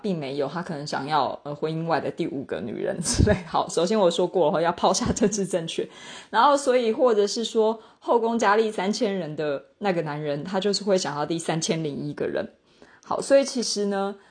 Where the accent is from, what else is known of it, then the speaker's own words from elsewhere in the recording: Taiwan; 反正我们身为台湾人，就是查日文网站，我们勉强可以稍微解读